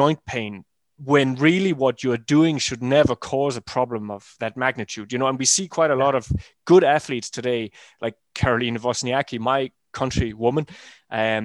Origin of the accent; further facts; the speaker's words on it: Denmark; I'm from Jutland, north of Germany